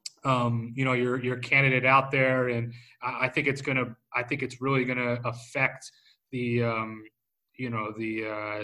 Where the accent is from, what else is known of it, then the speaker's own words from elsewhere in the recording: United States; just as an American